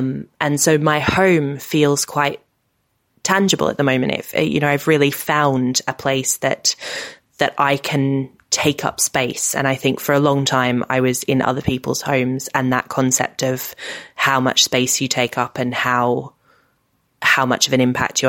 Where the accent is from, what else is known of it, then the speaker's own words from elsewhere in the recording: Australia; now in United Kingdom; I've got the houses I grew up in Australia